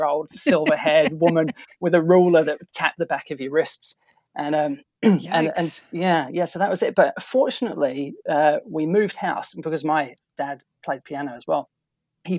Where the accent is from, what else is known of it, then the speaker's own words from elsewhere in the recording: Boston, East Midlands, United Kingdom; moved away as an adult; now in Auckland, New Zealand; I actually grew up in just outside a town called Boston in England. Now, that's the original Boston